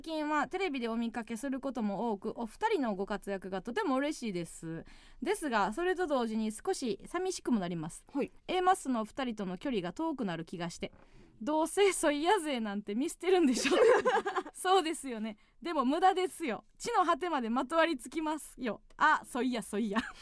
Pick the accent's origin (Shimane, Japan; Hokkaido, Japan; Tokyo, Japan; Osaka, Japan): Osaka, Japan; 地元大阪関西での知名度を上げるべく